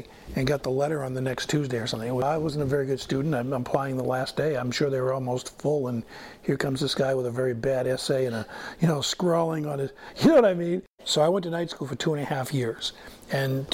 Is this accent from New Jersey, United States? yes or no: no; Maine, United States; from Maine.